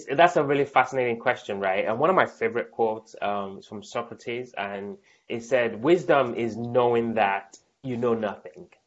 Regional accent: United States; born there; I was born in America

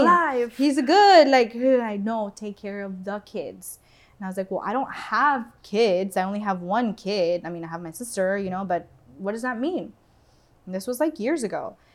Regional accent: Doral, Florida, United States; also born or lived in Venezuela; I grew up in Doral

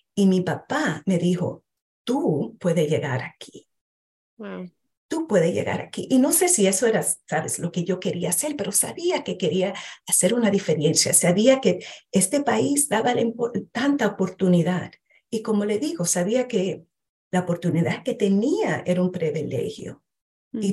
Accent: New York, United States; yo nací en este país, eh, soy primer generación dominicana, nací, me crié en Nueva York

